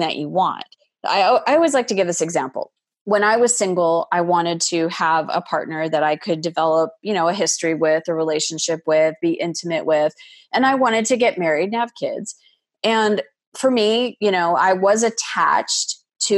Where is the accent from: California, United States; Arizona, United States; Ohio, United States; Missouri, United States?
Arizona, United States; I was a woman that was born and raised in Arizona, met and married a man from Montreal, Canada